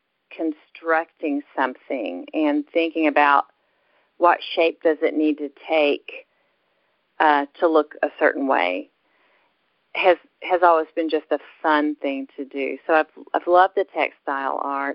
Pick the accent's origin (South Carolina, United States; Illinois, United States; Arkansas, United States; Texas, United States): Arkansas, United States; Dardanelle; also born or lived in Birmingham, Alabama / Russellville, Arkansas; I grew up in the River Valley area in Arkansas. I was born in Birmingham, Alabama, but when I was three, my parents moved to a little town in Arkansas called Dardanelle